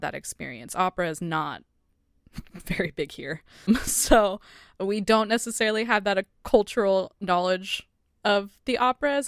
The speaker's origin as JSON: {"language": "English", "country": "United States", "said": "as American audiences"}